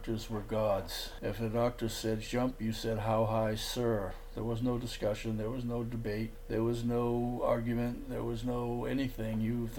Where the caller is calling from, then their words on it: Port Lavaca, Texas, United States; I'm calling from Port Lavaca, Texas.